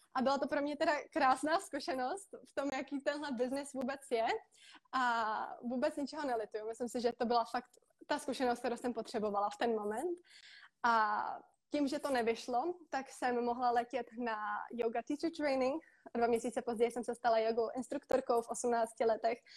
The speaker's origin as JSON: {"language": "Czech", "country": "Czechia", "tie": "born or raised there", "also_born_or_lived": "Prague, Czech Republic / Most, Czech Republic", "moved": "as an adult", "lives_now": "Bali, Indonesia", "said": "A vyrostla jsem na půl v Praze, na půl v Mostě a momentálně žiju na Bali."}